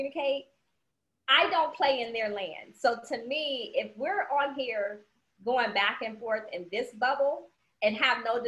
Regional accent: Cleveland, Ohio, United States; now in Georgia, United States; I'm Cleveland bred, but I'm Georgia grown

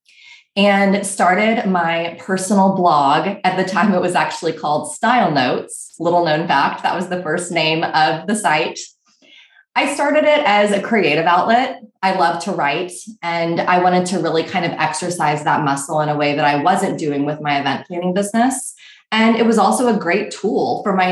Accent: Texas, United States; moved away as an adult; also born or lived in Missouri / New York; now in Austin, United States; I'm from Texas, and I really missed the warmth and the casual nature of just the people in Texas

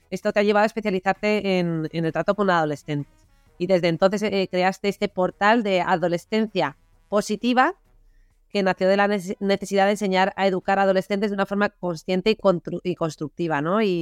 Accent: Granada, Andalusia, Spain; born there; toda nuestra familia es de Granada, yo nací en Granada, aunque Rosa ya nació en Zaragoza

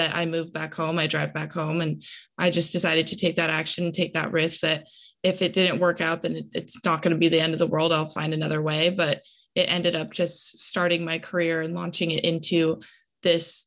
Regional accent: Los Angeles, California, United States; I'm originally from California, Los Angeles

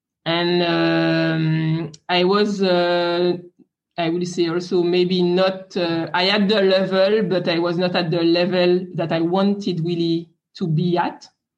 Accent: France; English is a second language; So I am French. You can hear it with my accent.

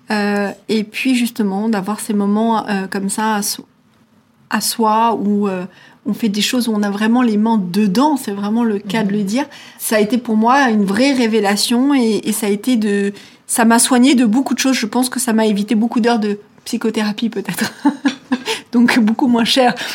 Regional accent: Switzerland; J'ai grandi en Suisse euh, avec mes grands-parents une partie de mon enfance et j'ai vraiment grandi là-dedans.

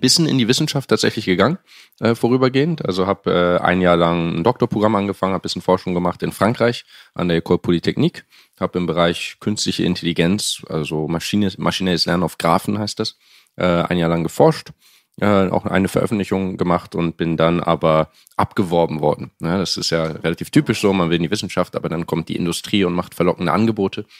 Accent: Hamburg, Germany; moved away as an adult; also born or lived in Cambridge, United Kingdom / France; ich komme aus Hamburg ursprünglich, Hamburg

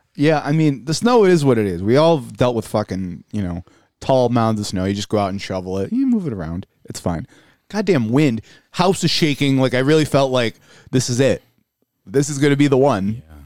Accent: Buffalo, New York, United States; We're from Buffalo

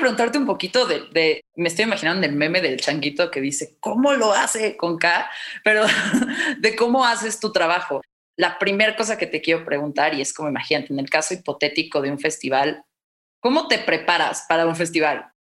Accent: Mexico City, Mexico; soy chilanga de toda la vida, nunca he vivido en otro lado

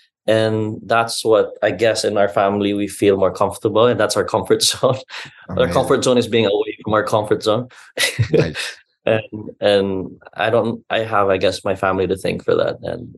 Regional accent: Cebu City, Central Visayas, Philippines; But I am proudly Cebuano, born and bred. In fact, I used to say I'm Cebuano first, Filipino second.

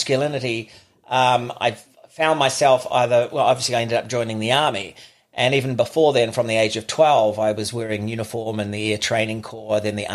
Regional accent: Auckland, New Zealand; I was born in Auckland, Middlemore Hospital, one of five

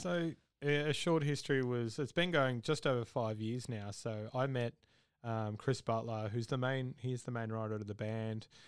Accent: Victoria, Australia; now in Brisbane, Australia; I'm originally from Victoria

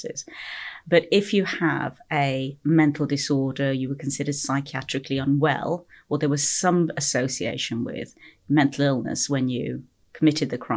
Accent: Stourbridge, West Midlands, United Kingdom; moved away as an adult; also born or lived in Kingswinford / Liverpool; I grew up in the Midlands here in the UK, Stourbridge. That area just outside Birmingham

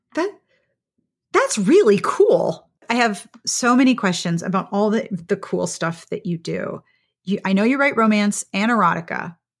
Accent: Pittsburgh, Pennsylvania, United States; also born or lived in Columbia, South Carolina; now in South Carolina, United States; I grew up in Pittsburgh

